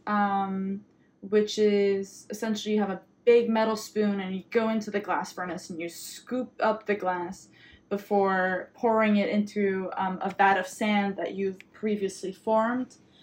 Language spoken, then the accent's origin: English; Quebec, Canada; my Quebecois identity and um, being Franco Canadian